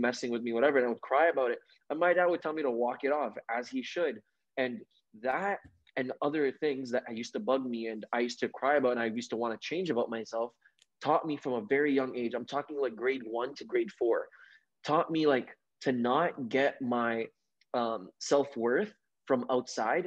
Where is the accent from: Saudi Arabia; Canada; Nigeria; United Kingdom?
Saudi Arabia; moved away; I grew up in the Middle East, right? I grew up in Saudi Arabia.